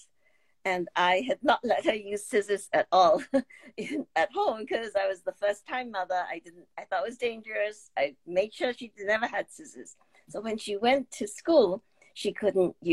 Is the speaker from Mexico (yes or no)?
no; Singapore; moved away as an adult; now in United States; growing up in Singapore